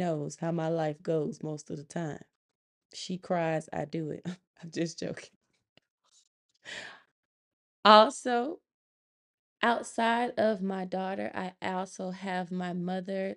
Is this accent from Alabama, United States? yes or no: yes; Montgomery, Alabama, United States; moved away as an adult; now in Georgia, United States; I'm from Montgomery, Alabama, but I currently reside in Georgia, where I am stationed